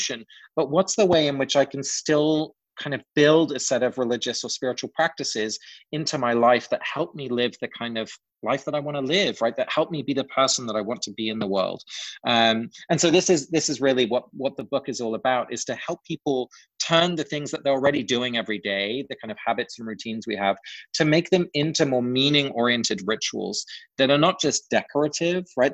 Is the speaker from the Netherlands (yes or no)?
no; England, United Kingdom; moved away; growing up in England, you know, the culture is just pretty different from the US